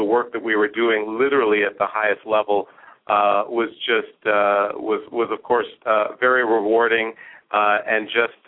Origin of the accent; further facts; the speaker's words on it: Hershey, Pennsylvania, United States; moved away as an adult; also born or lived in New York / Michigan; now in Detroit, United States; growing up, I was always either the only minority or one of less than a handful. Initially in New York, and then when I was 10 years old, moved to Hershey, Pennsylvania